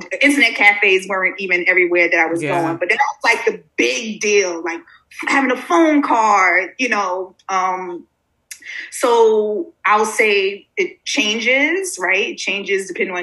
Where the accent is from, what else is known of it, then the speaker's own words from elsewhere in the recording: New York City, New York, United States; also born or lived in Mérida, Mexico; I'm from Brooklyn